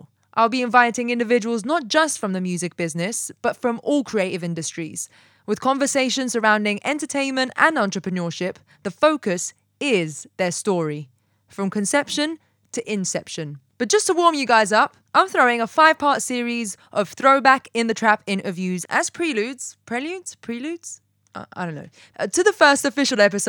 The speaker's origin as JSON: {"language": "English", "region": "London", "country": "United Kingdom", "also_born_or_lived": "Atlanta", "moved": "yes", "said": "I'm from London, but Atlanta adopted me."}